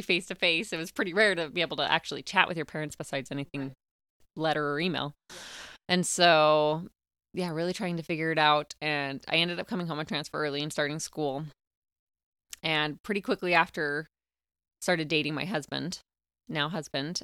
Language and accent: English; Clinton, Utah, United States; also born or lived in Oregon / Knoxville, Tennessee; I grew up in Clinton, Utah, um, had a great childhood